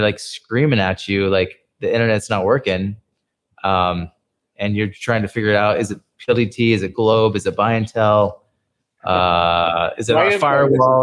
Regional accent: San Francisco, California, United States; moved away as an adult; now in Philippines; I was from San Francisco

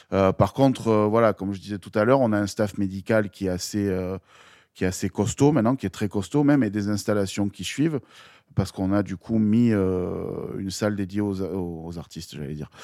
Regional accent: Marseille, Provence-Alpes-Côte d'Azur, France; also born or lived in Gap; quand je suis arrivé à Marseille en 91

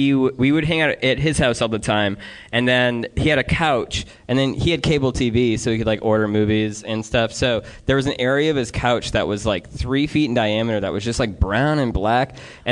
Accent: Wisconsin, United States; Dude, I'm from Wisconsin.

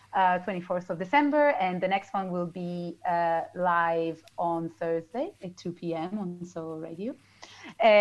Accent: Italy; moved away as an adult; now in London, United Kingdom; I grew up with radio in Italy and still here

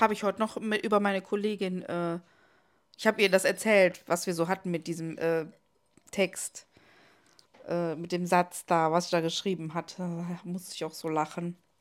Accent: Cologne, North Rhine-Westphalia, Germany; ein äh, Laden bei uns in Ports

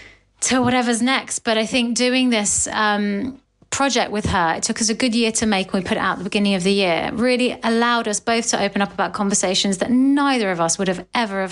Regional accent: United Kingdom; the duality of being British and Asian, which I obviously am

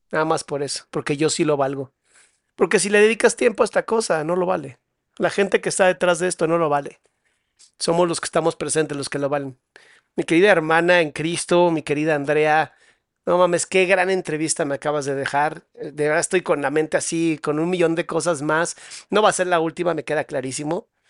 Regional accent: Mexico; los que somos mexicanos

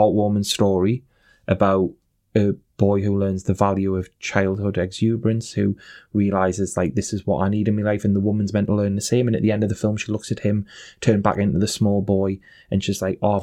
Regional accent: Newcastle upon Tyne, North East England, United Kingdom; accent: thick Geordie; I've got a thick Geordie accent

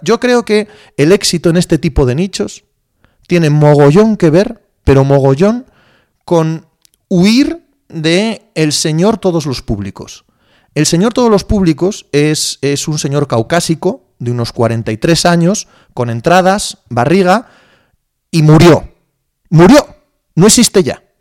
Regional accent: Cangas de Narcea, Asturias, Spain; moved away as an adult; now in Madrid, Spain; yo soy un paisano de Cangas de Narcea, de Asturias

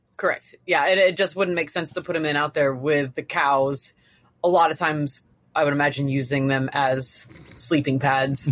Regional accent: Florida, United States; I've, I've lived in Florida, I'm from Florida

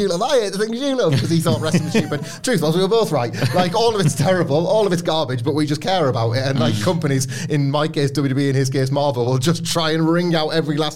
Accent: near Scarborough, Yorkshire and the Humber, United Kingdom; I grew up near Scarborough

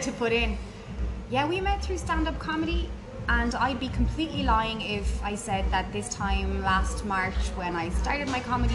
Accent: Ireland; as Irish, self-deprecating humans

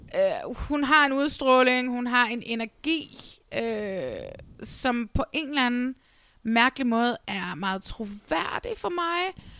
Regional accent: Næstved, Zealand, Denmark; jeg er fra Næstved, og Vordingborg er den lille by, der ligger lige under Næstved

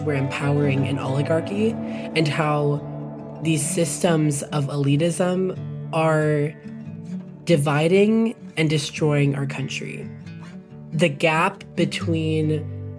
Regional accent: Texas, United States; also born or lived in Birmingham, Alabama; my community has taught me so much just growing up in Texas

